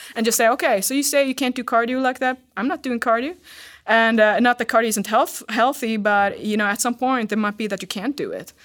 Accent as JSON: {"language": "English", "country": "Sweden", "second_language": "English", "moved": "yes", "lives_now": "United States", "said": "I'm from Sweden"}